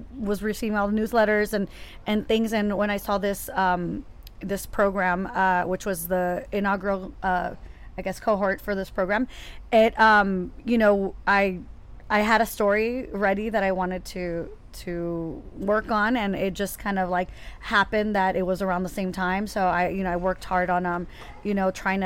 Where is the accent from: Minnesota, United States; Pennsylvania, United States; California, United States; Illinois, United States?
California, United States; San Diego; moved away as an adult; also born or lived in New York; I'm actually originally from San Diego